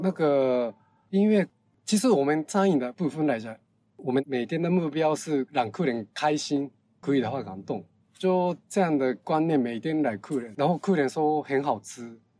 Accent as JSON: {"language": "Chinese", "region": "Fukuoka", "country": "Japan", "second_language": "Chinese", "moved": "as an adult", "lives_now": "Taipei, Taiwan", "said": "我是福冈人，日本的福冈人，福冈的环境跟台北市的环境很像"}